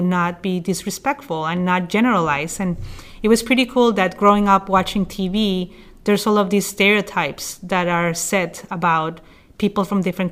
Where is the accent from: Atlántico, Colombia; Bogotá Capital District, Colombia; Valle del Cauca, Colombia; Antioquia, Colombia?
Bogotá Capital District, Colombia; Bogota; also born or lived in New York City; now in Oregon, United States; I'm originally from Colombia in South America, and I'm from the capital, from Bogota. So even though I grew up in a city of 8 million people